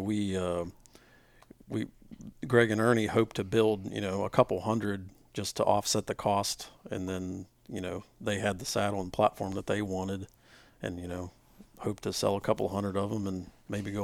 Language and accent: English; West Virginia, United States; we're all from West Virginia